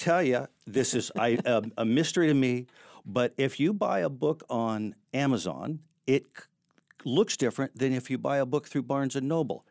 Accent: Seattle, Washington, United States; moved away as an adult; also born or lived in San Diego; now in Chico, United States; I grew up in Seattle

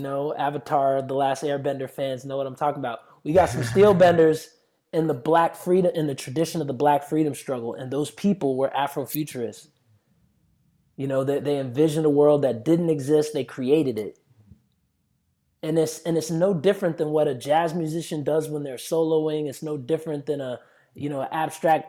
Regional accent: United States; I grew up in America

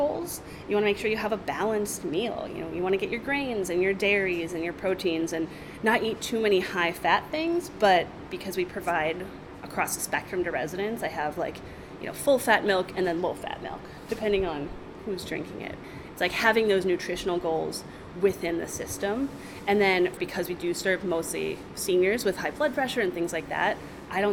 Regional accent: Homer, Alaska, United States; I grew up in Homer

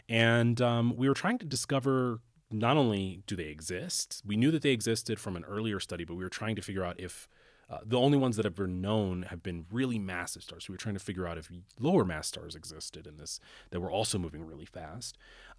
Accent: Canton, Ohio, United States; And I grew up in Canton, Ohio, so it's a relatively small city and, well, bigger than Aspen. But I grew up in a small city in Ohio

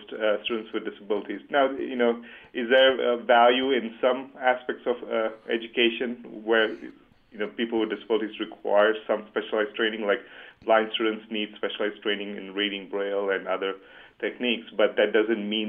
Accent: Dubai, United Arab Emirates; moved away; growing up in Dubai

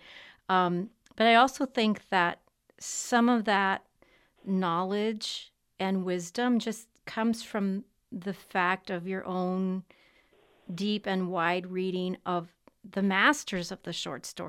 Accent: Texas-Mexico border, United States; I'm from the Texas-Mexico border. I'm Mexican-American.

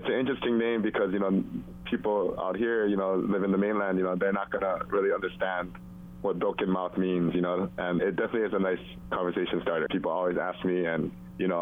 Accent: Hawaii, United States; moved away as an adult; now in Los Angeles, United States; I'm Korean, born and raised in Hawaii

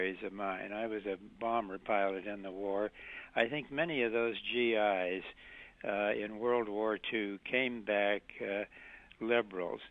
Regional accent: South Dakota, United States; I grew up in South Dakota, where just about everybody was a Republican

